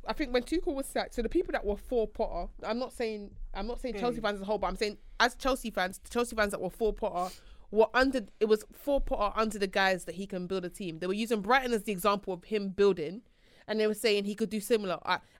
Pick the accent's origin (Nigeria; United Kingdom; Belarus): Nigeria; Yeah, I'm Nigerian.